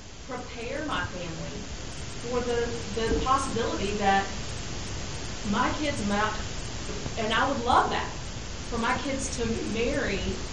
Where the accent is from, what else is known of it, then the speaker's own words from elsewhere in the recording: the South, United States; I grew up in the South.